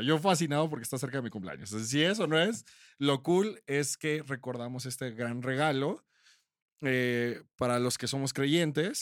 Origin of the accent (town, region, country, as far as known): Mexico